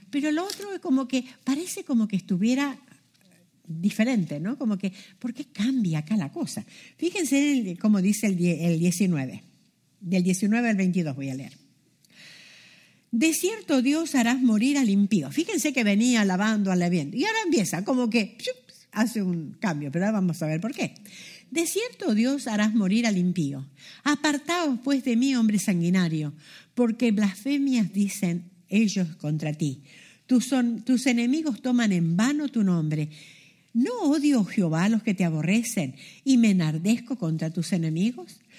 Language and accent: Spanish; Argentina; born there; moved away; Yo nací en Argentina, imagínense cuando yo nací era chica, que iba a soñar que iba a estar en otra parte del mundo. La Argentina está allá al fondo, lo más sur que pueda haber.